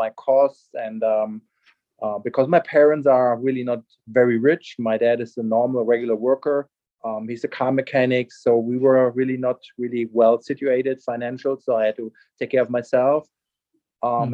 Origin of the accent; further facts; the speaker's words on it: Germany; English is a second language; moved away as an adult; also born or lived in Hawaii; now in Charlotte, United States; I'm born and raised in Germany.